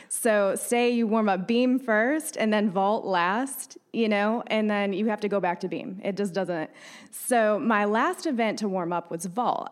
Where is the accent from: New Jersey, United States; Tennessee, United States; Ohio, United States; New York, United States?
New York, United States; upstate; moved away as an adult; also born or lived in Davidson, North Carolina / Cornelius, North Carolina; now in Lake Norman, United States